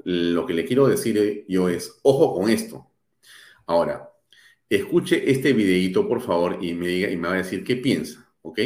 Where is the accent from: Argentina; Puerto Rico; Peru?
Peru; also born or lived in Lima; yo como ciudadano peruano